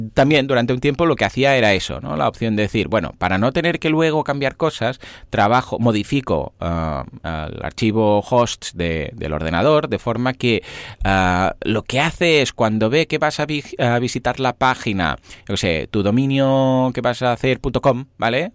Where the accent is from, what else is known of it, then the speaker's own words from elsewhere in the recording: Spain; somos de España